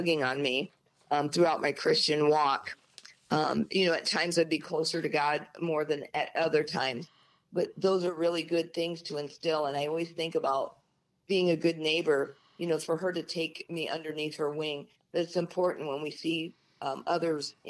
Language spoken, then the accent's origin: English; Osceola, Iowa, United States; Home is Osceola, Iowa